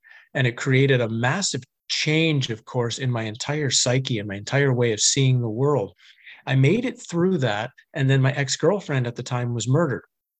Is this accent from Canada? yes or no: yes; Canada; I grew up in Canada. I was a fairly normal hockey playing guy who drank too much and stayed out late too much, and was a typical Canadian, I guess, in the 80s and early 90s.